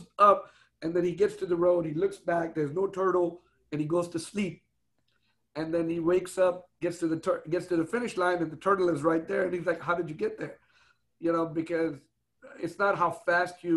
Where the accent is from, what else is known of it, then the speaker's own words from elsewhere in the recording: Houston, Texas, United States; I grew up in Houston, you know, since I was a little kid